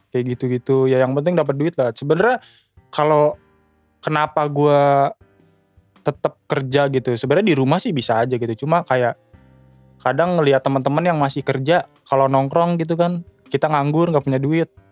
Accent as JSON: {"language": "Indonesian", "town": "Bekasi", "region": "West Java", "country": "Indonesia", "tie": "born or raised there", "moved": "as an adult", "said": "gue tumbuh besar di Bekasi"}